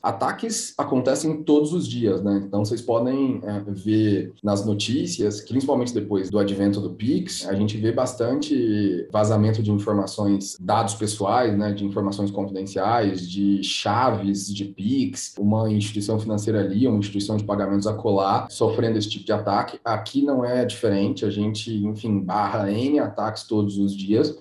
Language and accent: Portuguese; Brazil; como brasileiros que somos